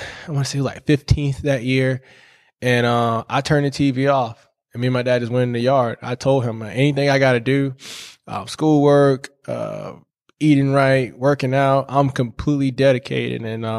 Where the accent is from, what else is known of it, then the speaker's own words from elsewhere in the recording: St. George, South Carolina, United States; I'm from St. George, South Carolina. A lot of people know it as kind of like Charleston, South Carolina. Came up to Clemson 2011 on a full academic scholarship and football.